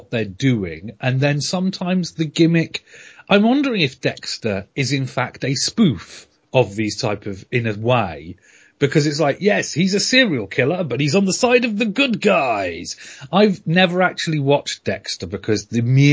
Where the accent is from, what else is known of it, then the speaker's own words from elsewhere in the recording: United Kingdom; I'm British